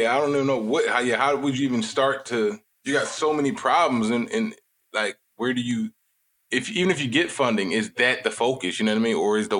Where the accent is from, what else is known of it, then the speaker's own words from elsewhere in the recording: Philadelphia, Pennsylvania, United States; I'm from Philly, so I'm from a city where our crime is ridiculous.